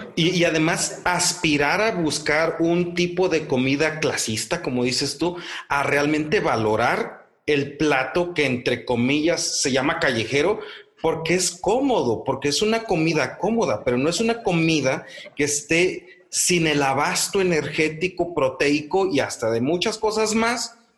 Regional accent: Morelos, Mexico; en el caso de Morelos, en el caso, en el pueblo donde yo nací

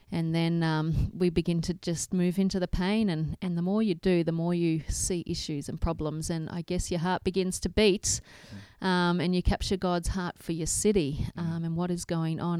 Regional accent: Toowoomba, Queensland, Australia; growing up in Toowoomba and had no idea because I'd just mm. grown up in church world

